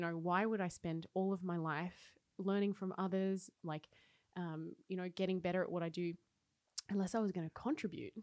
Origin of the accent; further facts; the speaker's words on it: Wodonga, Victoria, Australia; moved away as an adult; also born or lived in Paris, France; now in Oslo, Norway; I grew up in Wodonga, so like oh. mid, between ah. Melbourne and Sydney